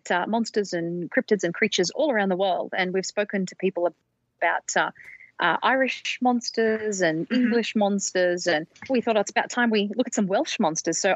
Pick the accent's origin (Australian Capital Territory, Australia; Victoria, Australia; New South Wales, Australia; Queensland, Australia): New South Wales, Australia; Sydney; I'm from New South Wales in Australia, Sydney.